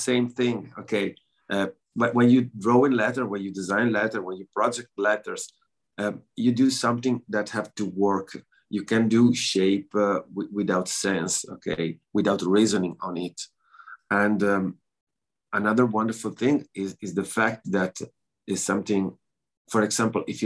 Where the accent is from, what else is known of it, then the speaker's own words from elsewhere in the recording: northeast Italy, Italy; English is a second language; also born or lived in Montebelluna; I'm from northeast Italy